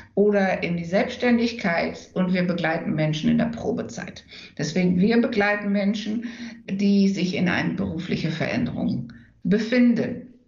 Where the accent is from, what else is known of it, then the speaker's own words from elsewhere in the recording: Enschede, Overijssel, Netherlands; German is a second language; moved away as an adult; also born or lived in London / Hamburg; now in Germany; ich bin Niederlanderin, dann ich bin auch tatsächlich Niederländerin, weil ich komme ja aus Enschede